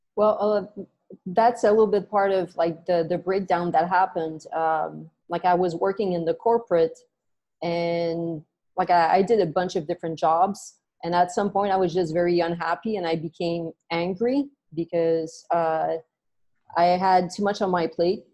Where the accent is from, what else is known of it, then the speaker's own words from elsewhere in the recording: Montreal, Quebec, Canada; moved away as an adult; now in Vancouver, Canada; I was born and raised in Montreal, in Canada